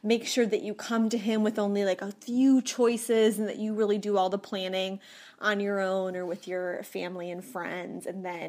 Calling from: Minnesota, United States; I'm calling from Minnesota

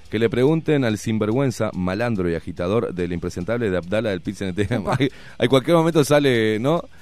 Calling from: Piedras Blancas, Montevideo, Uruguay; nuevamente de Piedras Blancas

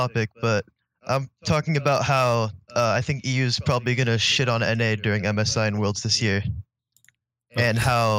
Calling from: San Diego, California, United States; I'm calling from San Diego, California.

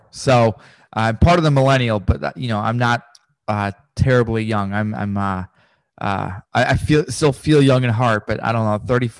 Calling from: Richmond, Virginia, United States; I'm calling from Richmond, Virginia. It's about 2 hours from Washington, D.C.

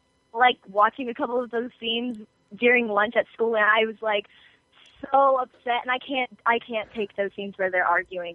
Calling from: Texas, United States; I'm calling from Texas.

